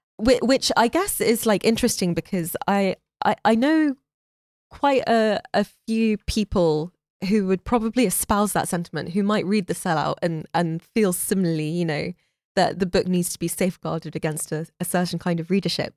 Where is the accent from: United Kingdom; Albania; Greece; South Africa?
United Kingdom; London; moved away; also born or lived in Florida, United States; I was born in London